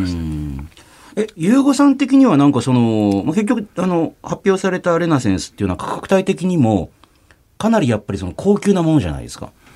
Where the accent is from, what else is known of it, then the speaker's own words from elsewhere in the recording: Kumamoto, Japan; 私、総口の地元熊本